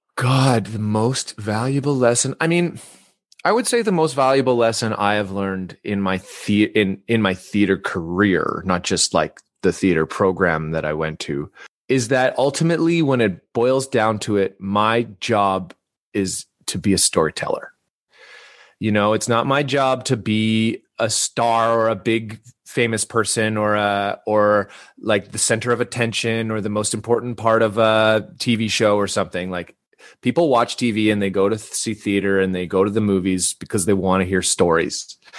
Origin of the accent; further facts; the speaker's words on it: Vancouver, British Columbia, Canada; moved away as an adult; also born or lived in Salt Spring Island; now in Toronto, Canada; so I grew up in Vancouver. Uh, um, I'm Canadian, and, uh, I live in Toronto now, but I grew up on the West Coast.